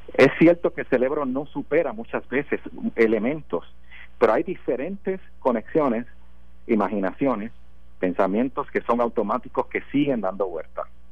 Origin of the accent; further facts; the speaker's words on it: Puerto Rico; Yo soy puertorriqueño.